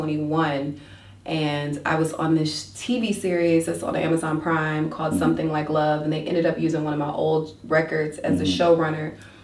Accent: Warner Robins, Georgia, United States; also born or lived in Soperton, Georgia; I am not a native of Macon at all. I'm actually, I grew up in Warner Robins, mm-hmm. but I'm from a really small town called Soperton, Georgia. And I say I'm from there.

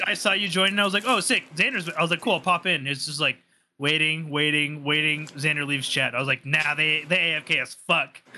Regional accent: United States; as an American with like a steady job

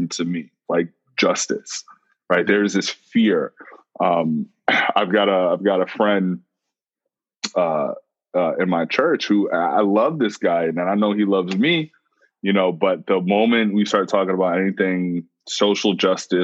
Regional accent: New York City, New York, United States; I'm a New Yorker and we're always on the move

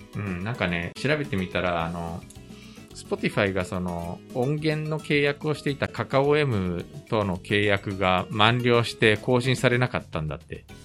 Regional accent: Japan; moved away; also born or lived in South Korea; 日本生まれ韓国在住経験あり

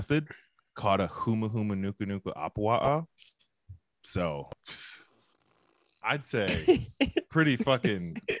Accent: Hawaii, United States; So I'm from Hawaii.

